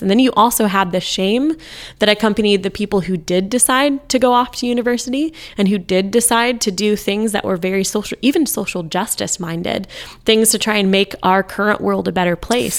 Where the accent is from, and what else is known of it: United States